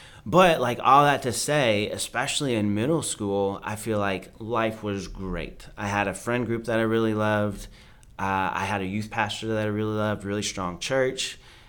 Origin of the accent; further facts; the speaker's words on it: United States; So I grew up a little bit of everywhere, pretty much every pocket of America except the Northwest.